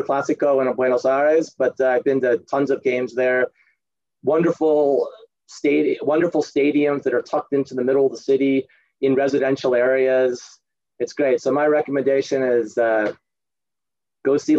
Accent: United States; I am an American

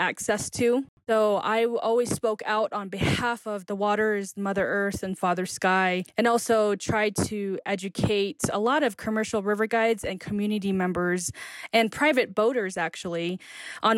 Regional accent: United States; now in Flagstaff, United States; I grew up on the Navajo Diné Reservation

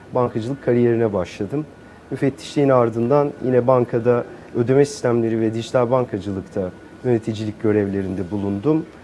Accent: Ankara, Turkey; moved away as an adult; now in Istanbul, Turkey; biraz Ankaralıyım. Ee, Ankara'da bütün küçüklüğüm, gençliğim, eğitim hayatım Ankara'da geçti.

